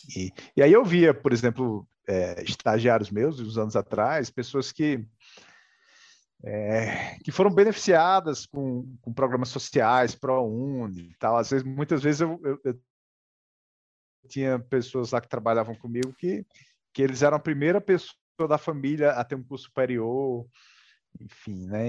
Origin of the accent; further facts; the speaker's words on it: Mossoró, Rio Grande do Norte, Brazil; moved away as an adult; now in Brasília, Brazil; eu sou de Mossoró, no Rio Grande do Norte. Atualmente eu moro em Brasília